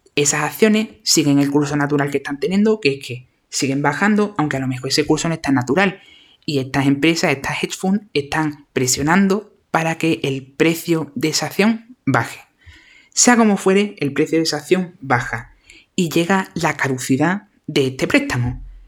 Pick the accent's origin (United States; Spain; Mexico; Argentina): Spain; Andalusia; accent: Andalusian; mi maravilloso acento andaluz